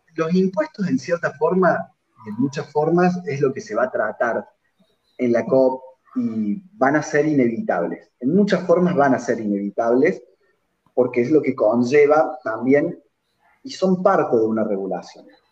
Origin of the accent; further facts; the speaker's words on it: Argentina; los argentinos